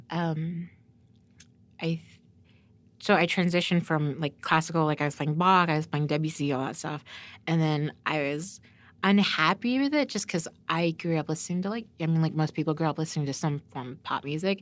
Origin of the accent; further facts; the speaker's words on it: Norman, Oklahoma, United States; I grew up in Norman, so it's like a white suburbia university